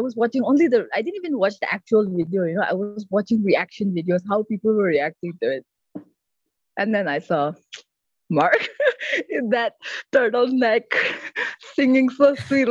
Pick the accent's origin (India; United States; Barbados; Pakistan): India; And then I'm from India.